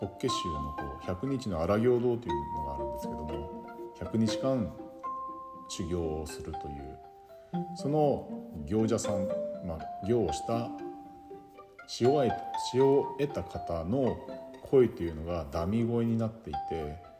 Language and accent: Japanese; Yubari, Hokkaido, Japan; now in Sapporo, Japan; ずっと慣れ親しんできた夕張